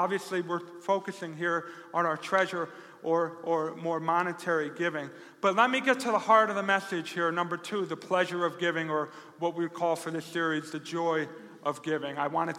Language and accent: English; Rochester, New York, United States; God forbid they know I'm a pastor from Rochester, New York.